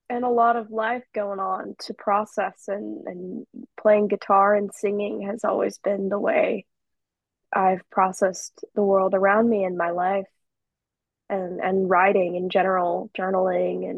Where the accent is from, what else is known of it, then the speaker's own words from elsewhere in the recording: Morrison, Colorado, United States; my home state of Colorado